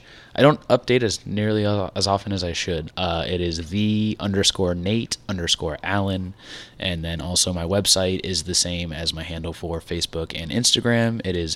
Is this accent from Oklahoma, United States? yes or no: no; Tarpon Springs, Florida, United States; I grew up in Tarpon Springs